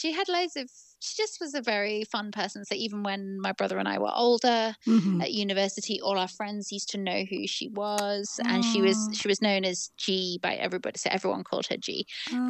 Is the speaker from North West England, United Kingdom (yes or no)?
yes; Manchester, North West England, United Kingdom; I don't sound like I'm from Manchester. So my parents are not from there, but they were living there for my dad's work. And my brother and I grew up there.